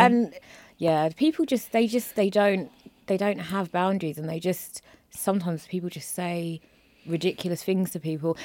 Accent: London, United Kingdom; I'm from Peckham

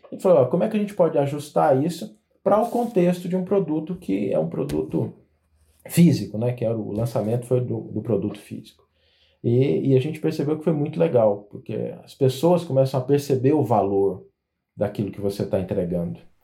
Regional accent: Goiás, Brazil; eu sou goiano

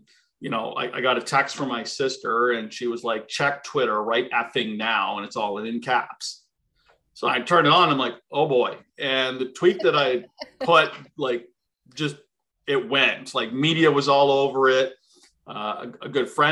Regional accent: East Coast, Canada; moved away; We're from the East Coast

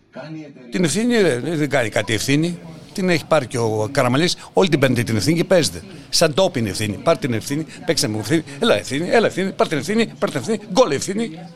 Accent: Larissa, Thessaly, Greece; moved away; τη Λάρισας τη πατρίδα μου

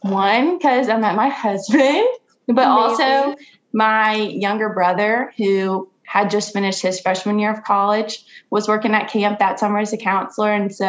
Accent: Gulfport, Mississippi, United States; So I'm from Gulfport, Mississippi originally. I went to Ole Miss for 4 years of college

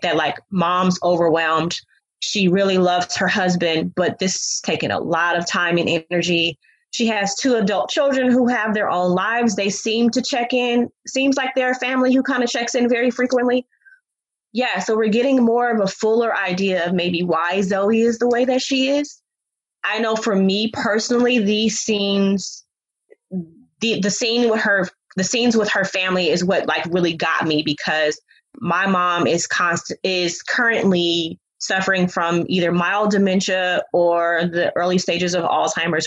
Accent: Oakland, California, United States; I'm from Oakland

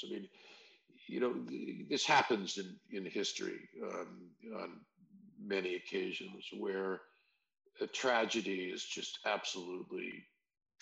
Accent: United States; white American guy

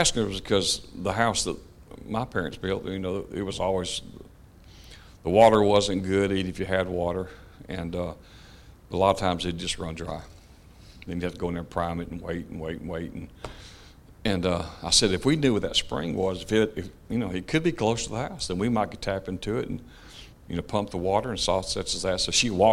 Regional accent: Clanton, Alabama, United States; also born or lived in Michigan; home we were raised in, which is East Clanton, out in the country

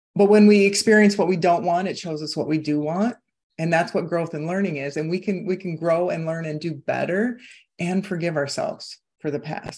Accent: Iowa, United States; moved away; I was born and raised in Iowa, and I am back in Iowa right now

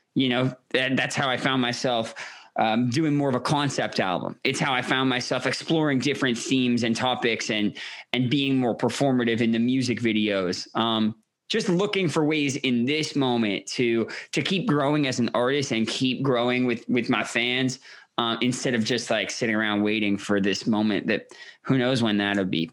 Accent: Toronto, Ontario, Canada; I grew up in Toronto, a progressive family

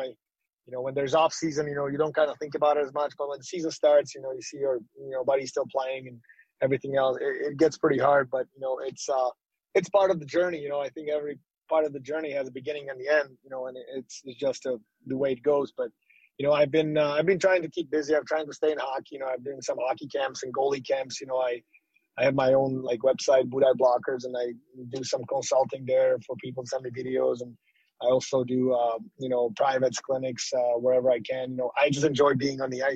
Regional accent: Slovakia; moved away; where I'm from, Slovakia

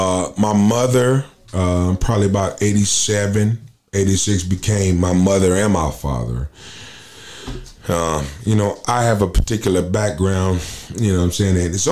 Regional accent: Minneapolis, Minnesota, United States; born there; also born or lived in Okinawa, Japan / Portland, Oregon; Yeah, man, I was born in Minneapolis, Minnesota. I spent a year and a half, 2 years in Okinawa, Japan. Of course, I was, in Portland, Oregon

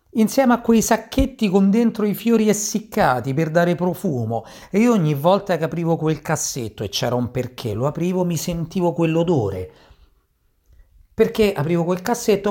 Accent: Sicily, Italy; moved away; la mia gioventù, la mia giovinezza in Sicilia

